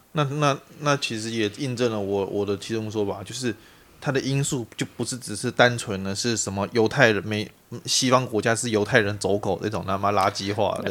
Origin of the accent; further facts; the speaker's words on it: Taiwan; 我是台湾人